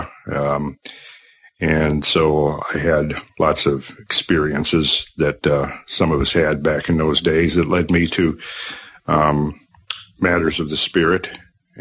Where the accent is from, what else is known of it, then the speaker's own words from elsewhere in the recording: Minnesota, United States; where I grew up in Minnesota.